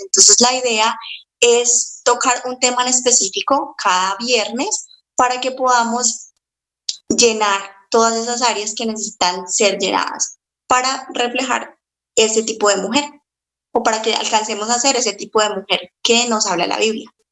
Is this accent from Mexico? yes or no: no; Cali, Valle del Cauca, Colombia; soy de, de Colombia, de la ciudad de Cali.